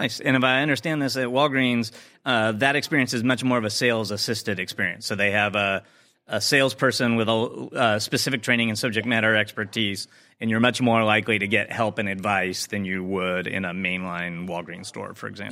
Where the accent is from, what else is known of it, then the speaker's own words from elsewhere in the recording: Chicago, Illinois, United States; my hometown of Chicago.